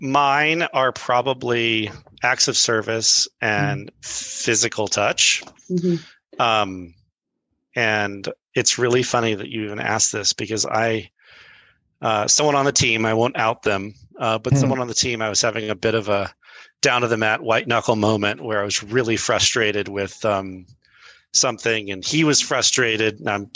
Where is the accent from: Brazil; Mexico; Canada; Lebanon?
Brazil; first language pt; English is a second language; also born or lived in Boulder, United States; So I was born in Boulder, and my folks were speech writers for some folks who were in Brazil. So they were writing speeches for these diplomat-esque folks. And so we moved to Brazil, and my first language was Portuguese.